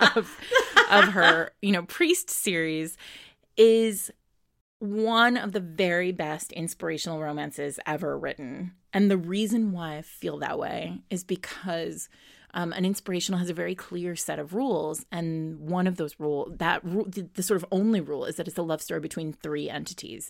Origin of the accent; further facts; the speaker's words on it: Lincoln, Rhode Island, United States; now in New York City, United States; I'm from Rhode Island, I'm from a li, a small town called Lincoln in Rhode Island